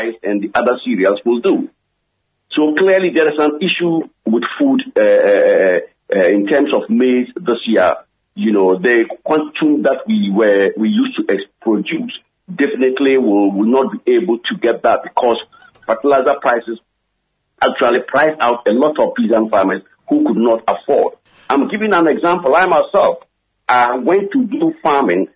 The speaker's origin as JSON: {"language": "English", "town": "Tumu", "region": "Upper West", "country": "Ghana", "tie": "born or raised there", "moved": "yes", "said": "I've just returned from my hometown, Tumu, which is a net food-producing district in this country"}